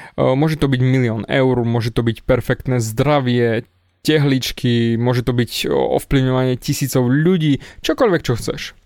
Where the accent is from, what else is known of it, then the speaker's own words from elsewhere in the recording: Snina, Prešov Region, Slovakia; Narodil som sa v Sníne, na východe